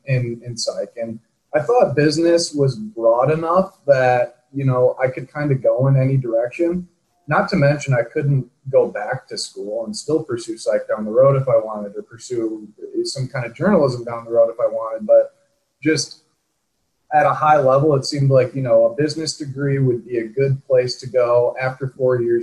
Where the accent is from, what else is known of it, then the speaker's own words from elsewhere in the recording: Michigan, United States; moved away as an adult; also born or lived in Utah; I grew up in Michigan.